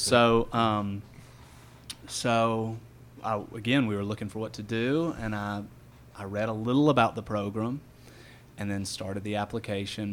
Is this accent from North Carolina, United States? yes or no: yes; Franklin, North Carolina, United States; now in Asheville, United States; I grew up in Franklin, North Carolina, which is um, about hour and 20 minutes west of here